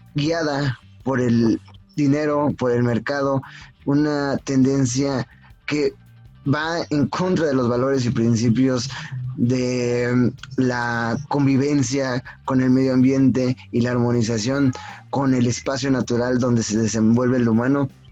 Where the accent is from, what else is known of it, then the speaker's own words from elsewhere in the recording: Mexico; nosotros como mexicanos